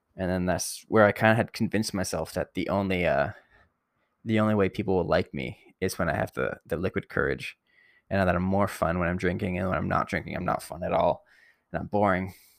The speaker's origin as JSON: {"language": "English", "town": "Barrie", "region": "Ontario", "country": "Canada", "said": "I'm from Barrie originally"}